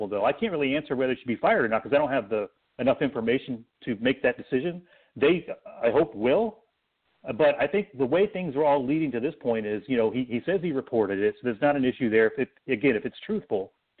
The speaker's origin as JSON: {"language": "English", "region": "North Carolina", "country": "United States", "moved": "yes", "lives_now": "Columbus, United States", "said": "I'm originally from North Carolina myself, but I'm a Carolina guy."}